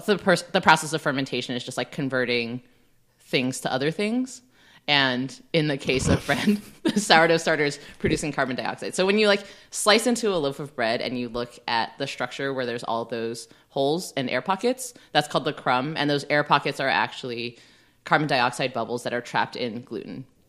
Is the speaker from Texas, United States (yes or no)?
no; Bay Area, California, United States; I grew up in the Bay Area, so, like, fifty percent of my high school was Asian